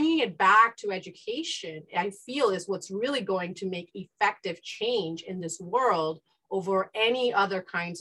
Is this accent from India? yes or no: yes; India; now in United States; I grew up in the East in India, and I've participated in the education system of both India and the East and here in the United States